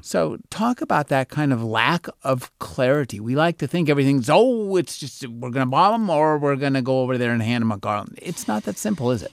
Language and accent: English; United States; as an American